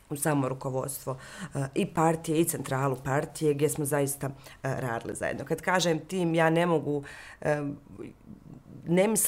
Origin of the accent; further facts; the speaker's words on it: Mostar, Federation of Bosnia and Herzegovina, Bosnia & Herzegovina; moved away; da se vraćam često u Mostar, ja sam Mostarka na kraju krajeva